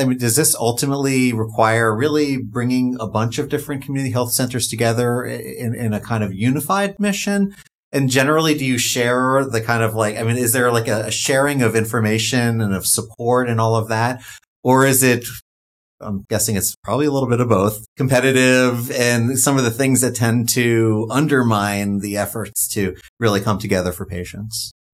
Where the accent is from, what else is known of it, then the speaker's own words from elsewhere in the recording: New York, United States; my home state of New York